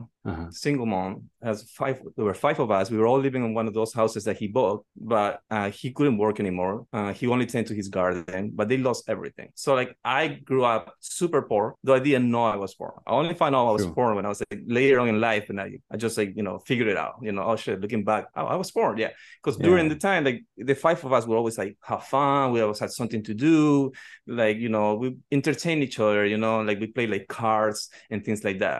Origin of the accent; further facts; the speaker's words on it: Peru; English is a second language; also born or lived in New Jersey; now in Puerto Rico; I'm actually originally from Peru. I'm the youngest of five people, raised by a single mother in Peru.